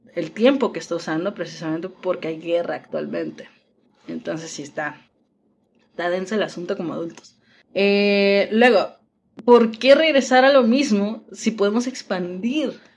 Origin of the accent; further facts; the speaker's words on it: Mexico; las que somos de México